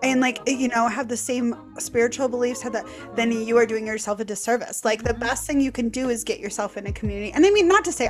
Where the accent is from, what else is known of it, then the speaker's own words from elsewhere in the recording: Milwaukee, Wisconsin, United States; moved away as an adult; now in Green Bay, United States; grew up in Milwaukee